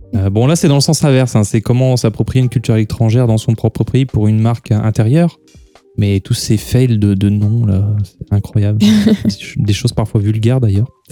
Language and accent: French; France; nous sommes des Gaulois réfractaires